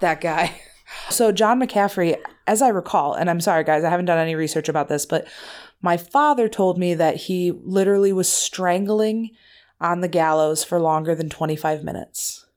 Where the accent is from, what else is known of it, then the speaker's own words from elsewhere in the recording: Wisconsin, United States; I'm from Wisconsin